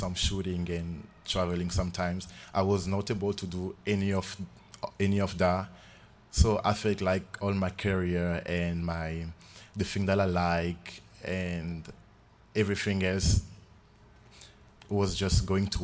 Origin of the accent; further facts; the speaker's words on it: Republic of the Congo; moved away as an adult; now in Idaho, United States; I'm from the Republic of Congo. I'm a senior at the College of Idaho. This is my fourth year in the US, actually.